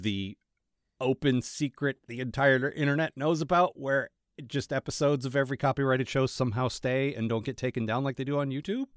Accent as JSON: {"language": "English", "region": "Maryland", "country": "United States", "said": "I'm from Maryland"}